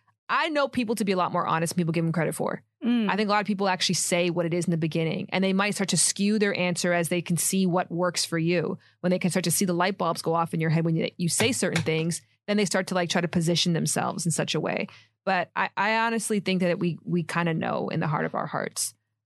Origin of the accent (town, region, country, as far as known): Toronto, Ontario, Canada